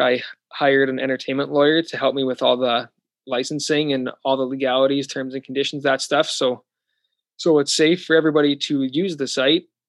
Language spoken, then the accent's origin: English; Canada; also born or lived in Saskatoon; I'm in Florida recording this, and I'm from Canada